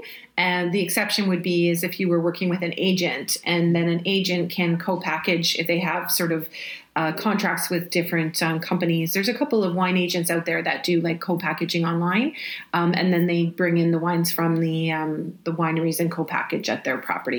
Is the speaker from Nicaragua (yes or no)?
no; Canada; We're Canadian